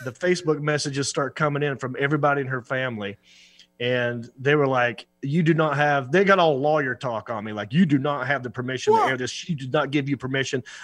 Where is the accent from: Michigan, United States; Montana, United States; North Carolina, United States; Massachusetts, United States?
North Carolina, United States; Hickory; my hometown of Hickory